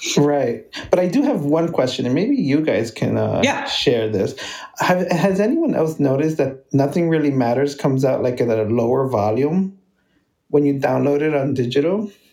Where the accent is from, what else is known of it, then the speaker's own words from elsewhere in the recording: New York City, New York, United States; also born or lived in Bronx, New York; originally I'm from Brooklyn, and now I live in the Bronx in Riverdale